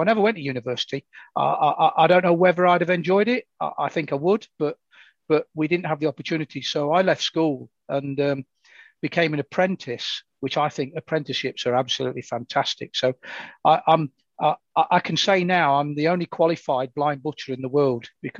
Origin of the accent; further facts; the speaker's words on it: Nottingham, East Midlands, United Kingdom; Well, I still live in the great city of Nottingham, and I was born in Nottingham. I was premature born. Less than 2 pounds. So that was in 1957.